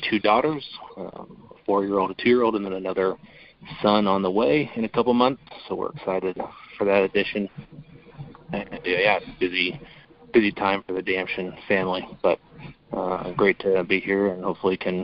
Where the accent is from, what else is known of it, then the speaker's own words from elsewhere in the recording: Boise, Idaho, United States; moved away as an adult; also born or lived in Arizona / Pocatello, Idaho / Kansas City; now in Joint Base Lewis-McChord, Washington, United States; So I'm from Idaho, born and raised in Boise, Idaho to be exact.